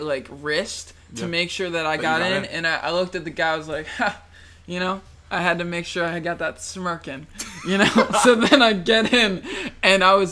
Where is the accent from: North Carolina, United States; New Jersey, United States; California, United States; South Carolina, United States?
New Jersey, United States; we're from New Jersey